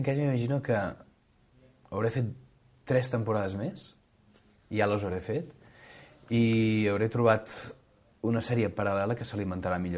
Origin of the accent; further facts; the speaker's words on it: Catalonia, Spain; més com que som catalans, auto, donar-se autobombo